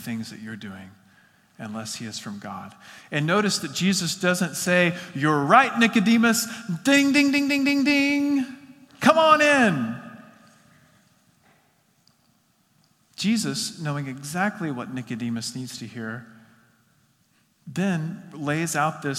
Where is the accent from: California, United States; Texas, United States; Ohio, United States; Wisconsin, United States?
Texas, United States; West; I grew up in West Texas in the Panhandle